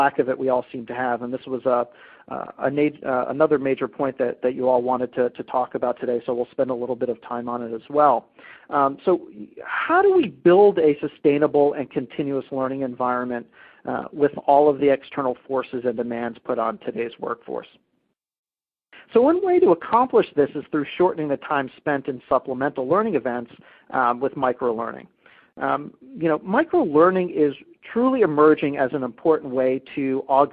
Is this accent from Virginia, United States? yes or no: yes; Virginia Beach, Virginia, United States; my hometown of Virginia Beach